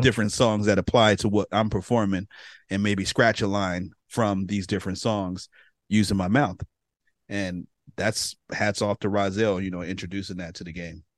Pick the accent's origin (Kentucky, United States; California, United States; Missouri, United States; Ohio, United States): California, United States; San Francisco; now in Sacramento, United States; I'm from San Francisco originally. I was born, um, in San Francisco, grew up in Bayview